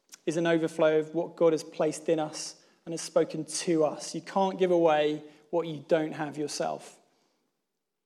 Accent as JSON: {"language": "English", "town": "Plymouth", "region": "South West England", "country": "United Kingdom", "moved": "yes", "said": "I'm from Plymouth"}